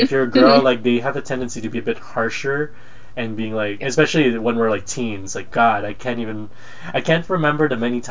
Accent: Philippines; moved away; I was born in the Philippines

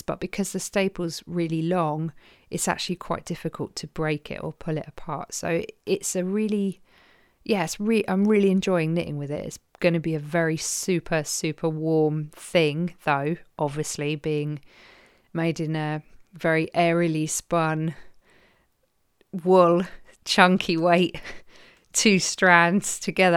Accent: Croydon, London, United Kingdom; accent: Croydon; my Croydon accent

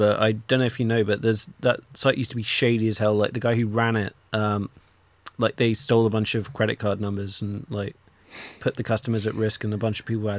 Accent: England, United Kingdom; I'm English.

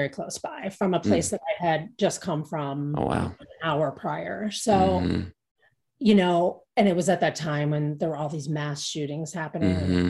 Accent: Cincinnati, Ohio, United States; now in Boulder, United States; I grew up in the Midwest too, but not. And where was that? Cincinnati.

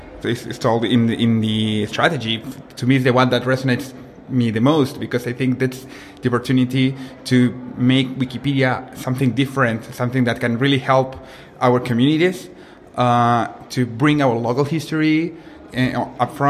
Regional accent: Chile; in our country, in Chile

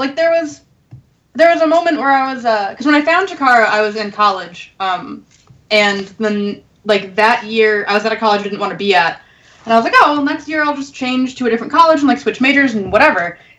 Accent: New Hampshire, United States; moved away as an adult; now in Philadelphia, United States; I grew up in New Hampshire and didn't move to Philadelphia until September.

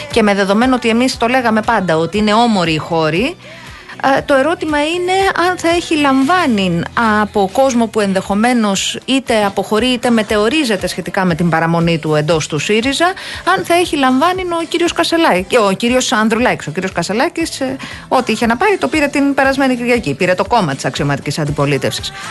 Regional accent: Istiaia, Central Greece, Greece; Το ξέρω επειδή ούτε εγώ μπορώ να πάω στο χωριό μου για την Ιστιαία.

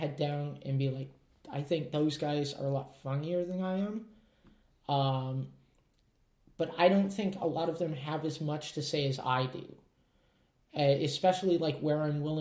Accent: Prince George, British Columbia, Canada; born or raised there

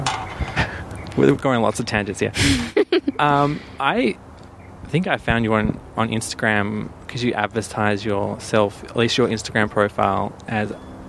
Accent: Perth, Western Australia, Australia; In Leaderville.

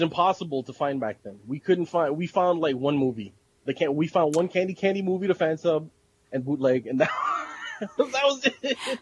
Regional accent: New York, United States; moved away; a little kid that would go in there and buy fan subs up in Chinatown because I'm originally from New York

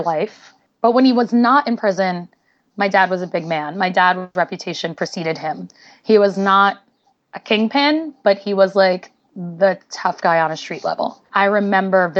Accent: New York City, New York, United States; moved away as an adult; also born or lived in Los Angeles; I grew up in Brooklyn in an area called East New York, and like I was born in 1981

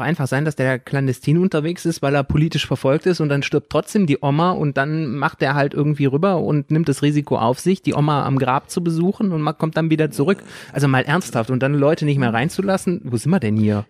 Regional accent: North Rhine-Westphalia, Germany; moved away; ich komme aus NRW, da sind äh, Gesamtschulen nicht so selten

